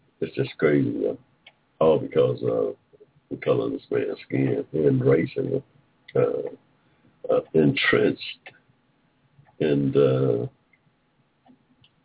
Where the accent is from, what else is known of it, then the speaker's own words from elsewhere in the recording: Georgia, United States; in Georgia, in my state, in my home state